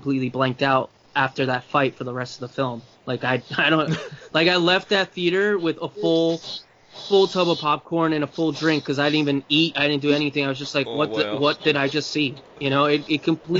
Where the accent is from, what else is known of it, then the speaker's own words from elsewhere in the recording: Uruguay; I'm from Uruguay